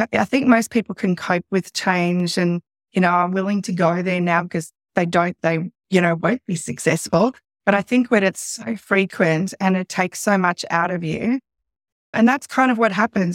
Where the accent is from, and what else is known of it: Sydney, New South Wales, Australia; born or raised there; also born or lived in South Africa; now in Central Coast, Australia